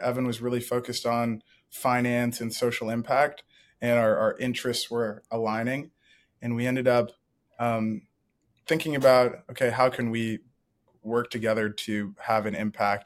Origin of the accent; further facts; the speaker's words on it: Ann Arbor, Michigan, United States; I grew up in Ann Arbor, Michigan